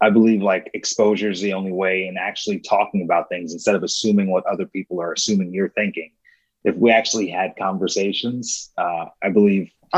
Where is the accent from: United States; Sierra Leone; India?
United States; New York; moved away as an adult; now in Kansas City, United States; I was born and raised in New York, but I moved to Kansas City in 2008